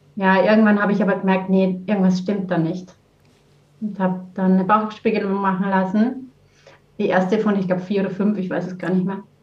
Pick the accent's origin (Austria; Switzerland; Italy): Austria; Vienna; moved away as an adult; now in Heimenkirch, Germany; Ich komme ursprünglich aus Wien, äh, bin in Wien geboren und aufgewachsen und bin dann über die Liebe nach Deutschland gekommen vor über 20 Jahren